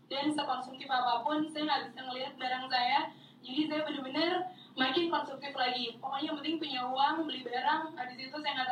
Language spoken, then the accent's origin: Indonesian; Bandung, West Java, Indonesia; moved away as an adult; now in Jakarta, Indonesia; saya dari Bandung pindah ke Jakarta dari yang segala sesuatunya diurusin sama keluarga jadi urus